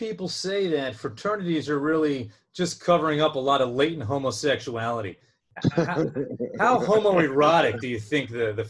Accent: New Jersey, United States; we're both from Jersey.

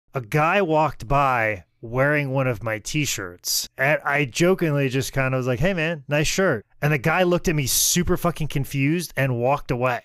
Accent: Clinton, Iowa, United States; my hometown newspaper, the Clinton Herald

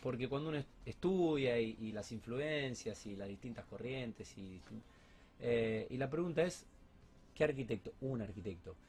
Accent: Argentina; somos argentinos

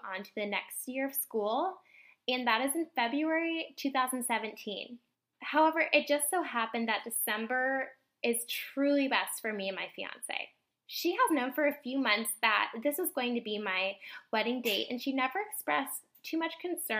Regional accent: Indiana, United States; I am from Indiana.

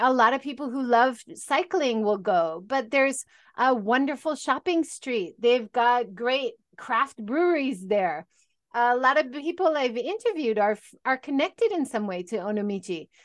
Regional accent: Hawaii, United States; moved away as an adult; also born or lived in California; now in Japan; I originally, I grew up in Hawaii

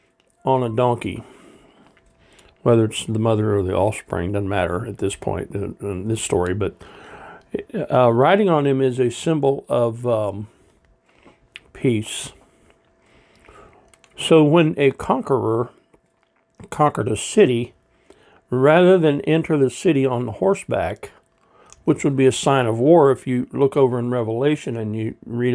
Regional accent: Russell Springs, Kentucky, United States; now in Cincinnati, United States; I think of my kind of what I call my hometown, the place where all my family is from, Russell Springs.

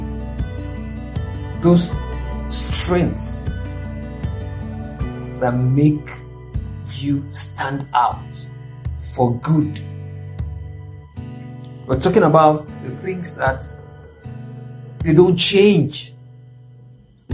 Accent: Nigeria; I'm from Nigeria

